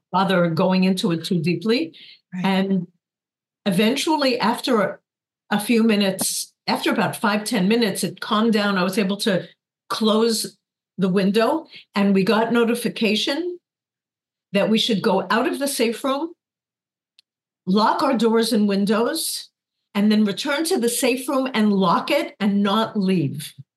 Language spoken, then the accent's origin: English; New York, United States; moved away as an adult; now in Kibbutz Nirim, Israel; I was born in the Bronx, and raised